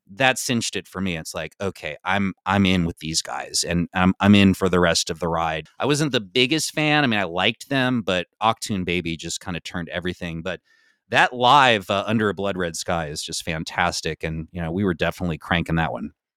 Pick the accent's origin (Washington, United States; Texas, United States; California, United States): California, United States; Bay Area; growing up in the Bay Area